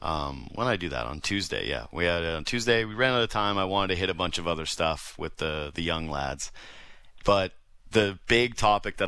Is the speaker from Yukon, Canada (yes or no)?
yes; Whitehorse, Yukon, Canada; I was from Whitehorse, Yukon